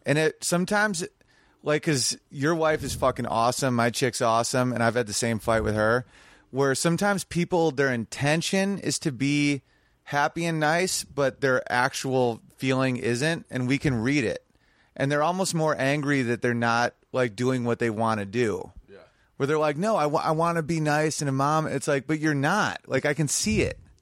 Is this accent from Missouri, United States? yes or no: no; New York, United States; my hometown is Sweet Little New York.